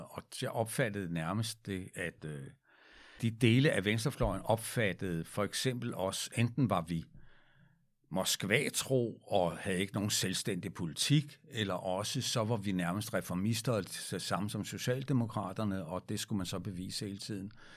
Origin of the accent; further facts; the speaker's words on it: Frederiksberg, Capital Region of Denmark, Denmark; der var jeg barn og boede på Frederiksberg